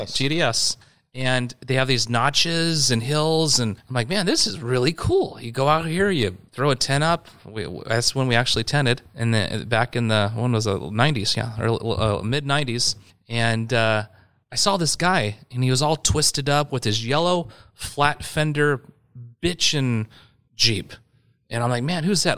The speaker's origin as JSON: {"language": "English", "town": "Yorba Linda", "region": "California", "country": "United States", "tie": "born or raised there", "also_born_or_lived": "Whittier, California / San Clemente, California", "said": "we actually lived inland in uh, Yorba Linda when I was uh, three years old until I was born in Whittier, California, and uh, lived in Yorba Linda from three to 15"}